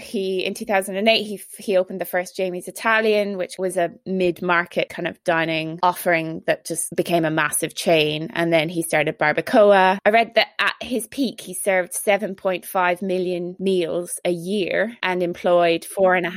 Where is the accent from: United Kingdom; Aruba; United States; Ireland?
Ireland; accent: Irish; my Irish accent